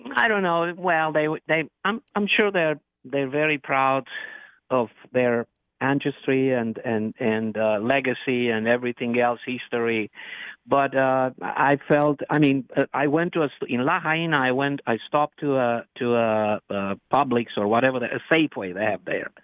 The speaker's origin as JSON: {"language": "English", "country": "Romania", "tie": "born or raised there", "moved": "yes", "lives_now": "United States", "said": "I was born in Romania"}